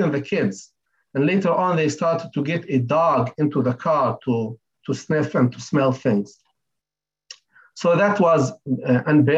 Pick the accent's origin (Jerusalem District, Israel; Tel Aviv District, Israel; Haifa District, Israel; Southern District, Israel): Southern District, Israel; Lakiya; moved away as an adult; also born or lived in Bethlehem; I'm from Lagia village next to Beersheba